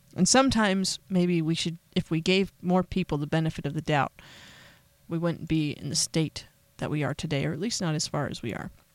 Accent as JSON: {"language": "English", "country": "United States", "said": "As an American"}